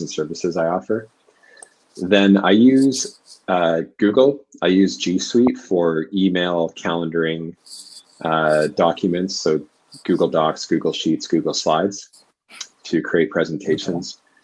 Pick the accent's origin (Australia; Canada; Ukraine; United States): Canada; Vancouver, British Columbia; also born or lived in Oxford / London / Dublin; I'm from Canada, from Vancouver.